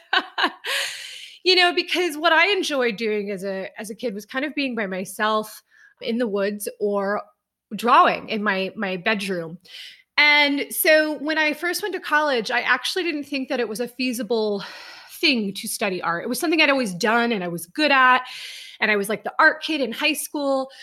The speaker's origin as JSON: {"language": "English", "region": "Ohio", "country": "United States", "also_born_or_lived": "Boston, Massachusetts", "moved": "as an adult", "lives_now": "Columbus, United States", "said": "So I'm originally from Ohio"}